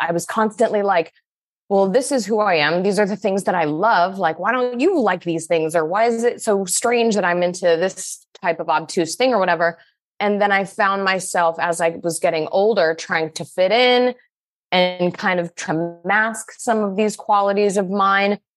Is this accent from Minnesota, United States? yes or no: no; Salt Lake City, Utah, United States; I grew up in Salt Lake City, Utah